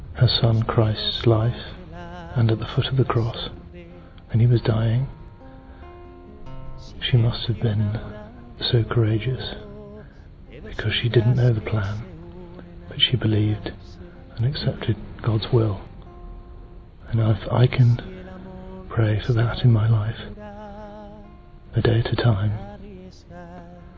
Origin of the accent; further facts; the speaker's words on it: London, United Kingdom; I'm from London, England